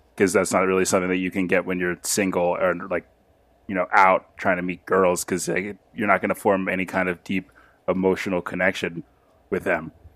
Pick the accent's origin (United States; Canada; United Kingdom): United States; Los Angeles, California; I'm from L A, uh, or, or California